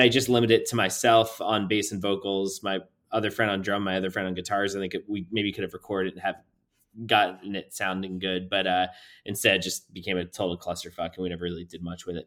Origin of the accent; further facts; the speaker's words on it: New Port Richey, Florida, United States; I grew up in Newport Richey, Florida